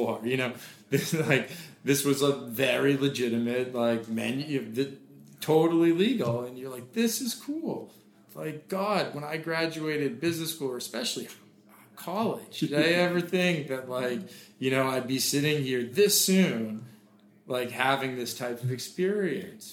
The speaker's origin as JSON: {"language": "English", "town": "Boston", "region": "Massachusetts", "country": "United States", "tie": "born or raised there", "moved": "yes", "lives_now": "California, United States", "said": "I grew up in Boston"}